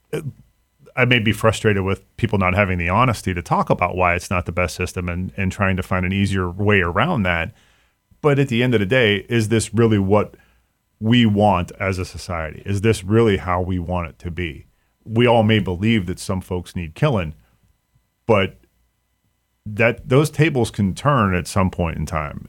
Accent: Mahoning County, Ohio, United States; I grew up in Mahoning County

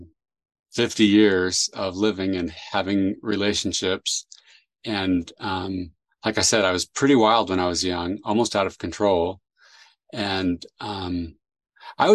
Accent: San Jose, California, United States; also born or lived in Chile; I grew up in San Jose, California

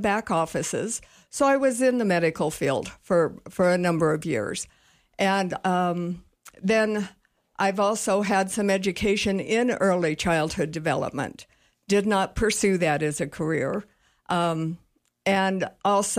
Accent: Cheyenne, Wyoming, United States; also born or lived in Casper, Wyoming; now in Sheridan, United States; I grew up in Cheyenne. Actually born in Casper, but we moved to Cheyenne, and that's where I was raised.

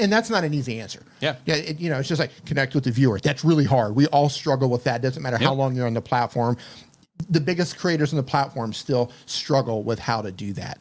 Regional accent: United States; moved away as an adult; also born or lived in Colombia / Mexico; Born and raised in the United States

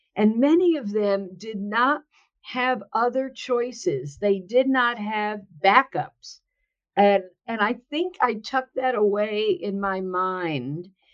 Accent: New Jersey, United States; now in California, United States; I am um, born and bred in New Jersey. And although I live now in sunny California, I am a Jersey girl at heart

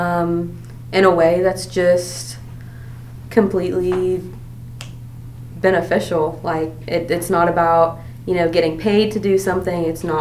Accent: Atlanta, Georgia, United States; I'm from Atlanta

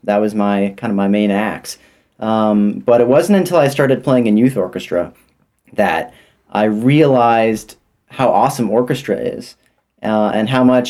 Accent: Wheaton, Illinois, United States; now in Kansas City, United States; I'm originally from Wheaton, Illinois, outside Chicago

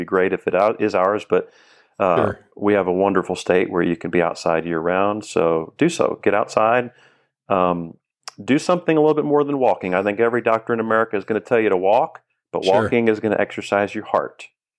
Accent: Florida, United States; Florida. I'm a native Floridian. I have lived elsewhere, but I keep coming back, and this is home.

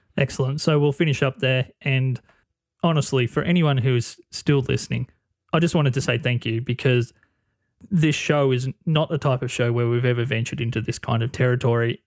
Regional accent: Australia; being an Australian, half a world away

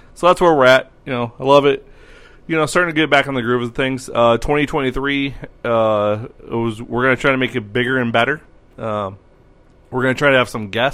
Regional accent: Sioux City, Iowa, United States; my hometown

